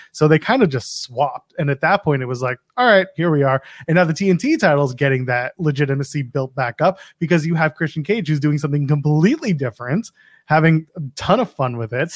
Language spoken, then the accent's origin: English; Canada; I'm a Canadian